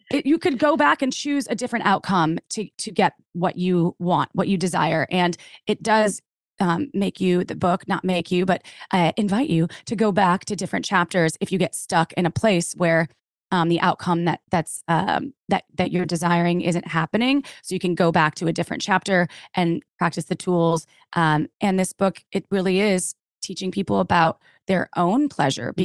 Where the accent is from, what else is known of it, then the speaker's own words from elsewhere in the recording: Wisconsin, United States; moved away; I came from the Midwest, from Wisconsin, and very conservative